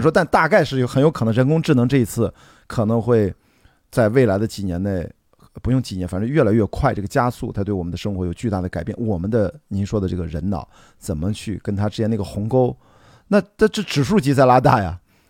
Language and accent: Chinese; China; 这种未卜不是说咱作为中国人在这儿，呃，焦虑